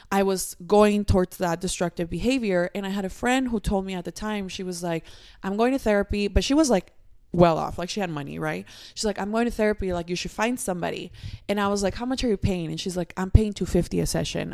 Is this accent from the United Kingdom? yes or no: no; Mexico; moved away; when I was little, I grew up in Mexico